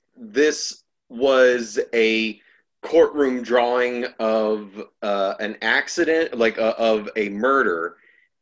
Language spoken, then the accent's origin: English; Florida, United States; moved away as an adult; also born or lived in Mississippi; now in New York, United States; I'm originally from Florida